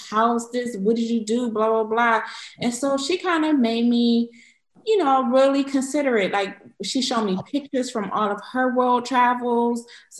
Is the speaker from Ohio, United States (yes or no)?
yes; Cleveland, Ohio, United States; moved away as an adult; also born or lived in Michigan / Washington, D.C.; now in Stuttgart, Germany; I'm originally from Cleveland, Ohio.